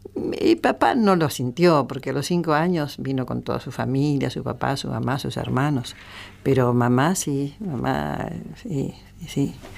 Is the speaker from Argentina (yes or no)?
yes; Villa Ballester, Buenos Aires Province, Argentina; moved away